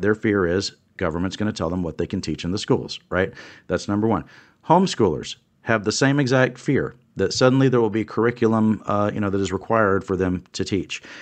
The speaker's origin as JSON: {"language": "English", "town": "Louise", "region": "Texas", "country": "United States", "tie": "born or raised there", "lives_now": "Austin, United States", "said": "I grew up in Louise, Texas, and I actually grew up on a farm south of El Campo, Texas"}